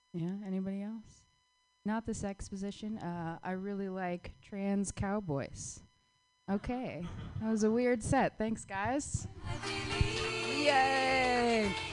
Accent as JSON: {"language": "English", "town": "Phoenix", "region": "Arizona", "country": "United States", "tie": "born or raised there", "moved": "yes", "said": "my hometown"}